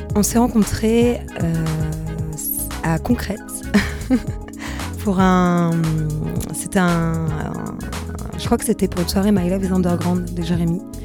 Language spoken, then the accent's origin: French; Paris, Île-de-France, France; also born or lived in Bordeaux / Saint-Denis; je suis parisienne